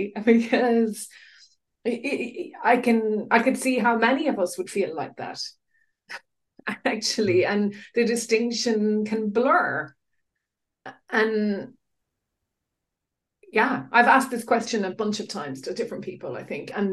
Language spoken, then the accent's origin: English; Ireland; now in United Kingdom; as an Irish person in the UK